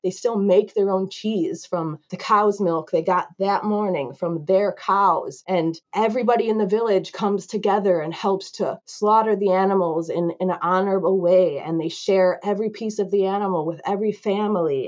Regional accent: United States; growing up in America

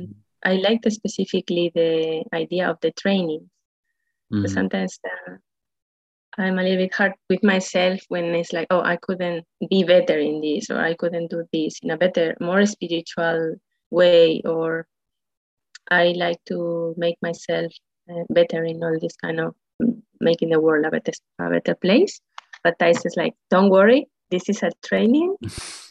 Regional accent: Spain; also born or lived in Madrid; I'm living in Madrid. I'm from Spain.

